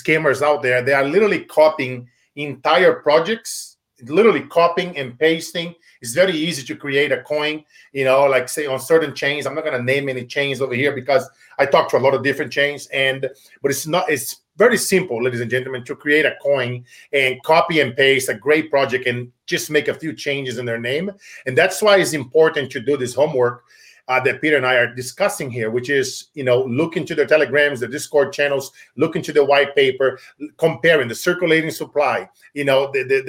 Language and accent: English; Brazil; moved away; when I was a child growing up in Brazil